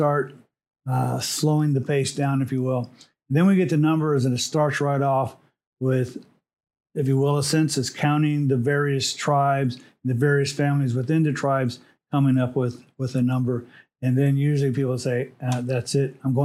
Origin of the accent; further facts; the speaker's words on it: Los Angeles, California, United States; also born or lived in Montebello, California; I was born in Montebello, California. And my first place that I lived was on a street called Betty in East Los Angeles